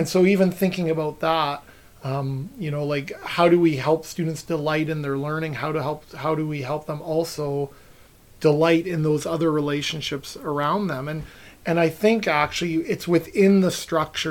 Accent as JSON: {"language": "English", "area": "West Coast", "region": "Pacific Northwest", "country": "United States", "tie": "born or raised there", "said": "I grew up on the West Coast and my dad, no matter where we were driving, he'd always point out Mount Baker, beautiful mountain in the Pacific Northwest"}